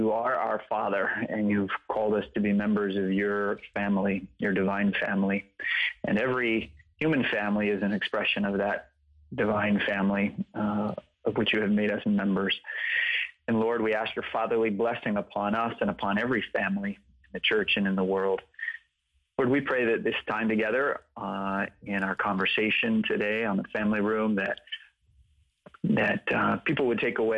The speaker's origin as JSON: {"language": "English", "town": "Atlanta", "region": "Georgia", "country": "United States", "tie": "born or raised there", "also_born_or_lived": "West Coast / New York", "said": "I was born out on the West Coast. We lived in upstate New York for a little while. We ultimately moved to Atlanta."}